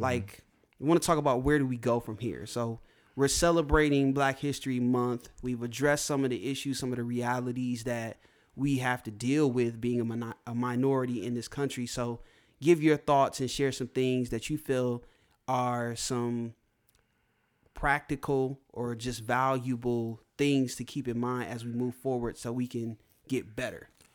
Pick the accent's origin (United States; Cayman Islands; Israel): United States; being born and raised in America, being an African American